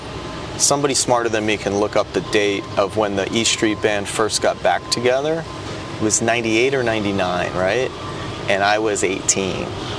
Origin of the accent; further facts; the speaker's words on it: New Jersey, United States; I grew up in New Jersey in the 80s, so do the math, right?